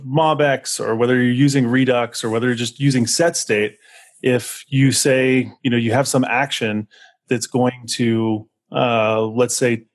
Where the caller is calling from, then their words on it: Corrales, New Mexico, United States; also born or lived in Austin, United States; I should mention I'm calling in from Corrales, New Mexico, since everybody else gave their location.